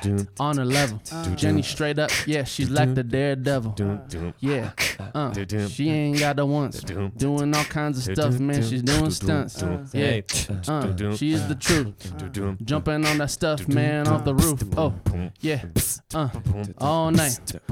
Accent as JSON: {"language": "English", "region": "California", "country": "United States", "said": "I'm from the Bay and I rap on that shit."}